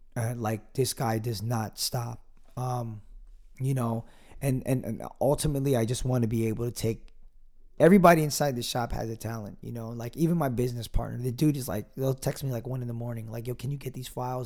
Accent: Piscataway, New Jersey, United States; my hometown of Piscataway, New Jersey

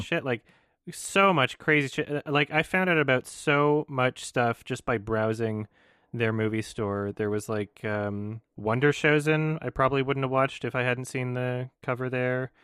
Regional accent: Edmonton, Alberta, Canada; The Lobby in Edmonton, which is my hometown

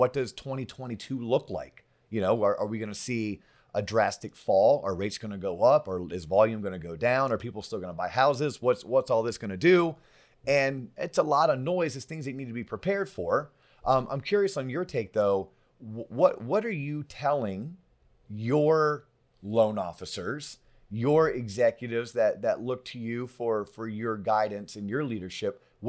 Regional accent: Orlando, Florida, United States; Man, I'm from Orlando. We say Townsend.

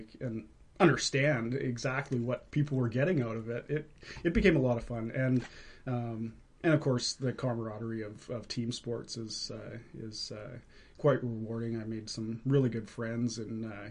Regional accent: Vancouver, British Columbia, Canada; also born or lived in Quesnel, British Columbia; now in Maple Ridge, Canada; I was born in Quesnel. I spent most of my time growing up in Vancouver

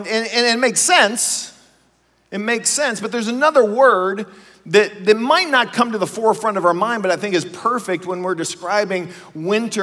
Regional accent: Ohio, United States; we grew up in Ohio

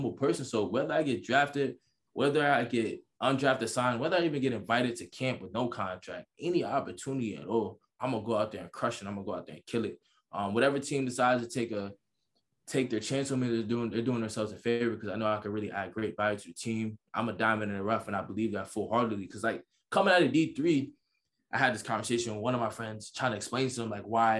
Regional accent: New York, United States; I'm from New York. Everybody from New York know what that means. I'm from New York.

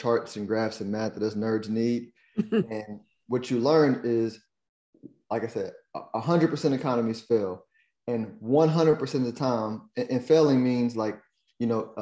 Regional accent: United States; me as an American

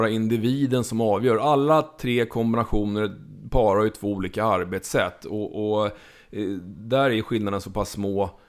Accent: Småland, Sweden; vilket inte vill säga lite eftersom jag är från Småland.

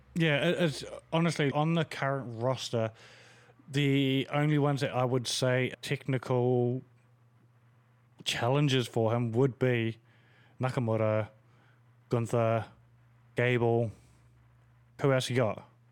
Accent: New Zealand; as a New Zealander

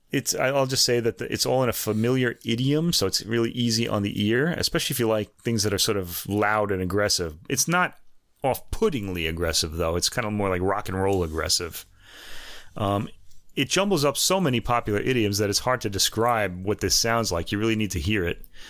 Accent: New York, United States; I was born in New York.

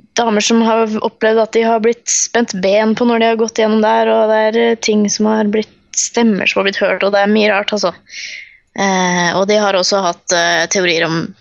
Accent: Fredrikstad, Østfold, Norway; born or raised there

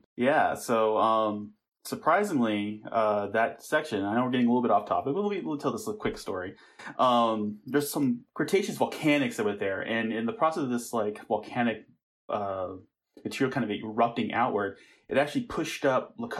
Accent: Tucson, Arizona, United States; also born or lived in Germany / Maryland; stint in Germany, we moved back to Maryland. And then, unfortunately, my parents got divorced when I was really young. So my mother and I moved to Tucson, Arizona. Oh, okay. And that's where I grew up.

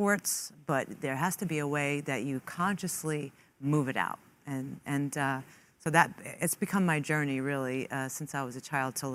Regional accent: New York City, New York, United States; I grew up in Queens with an Italian family, Catholic Italian

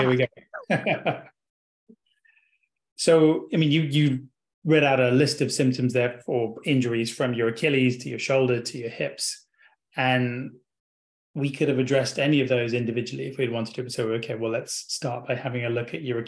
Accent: England, United Kingdom; accent: English

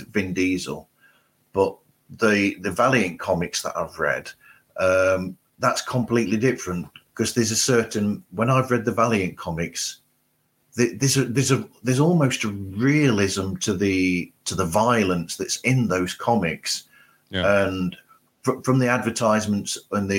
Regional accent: United Kingdom; as a Brit

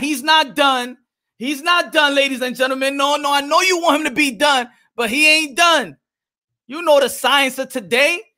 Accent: New York City, New York, United States; I'm from New York City.

